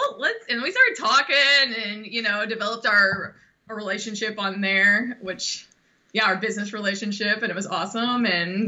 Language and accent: English; Texas, United States; also born or lived in Arkansas; now in Florida, United States; obviously, and I am originally from Texas, and I am misplaced here in Florida via Arkansas.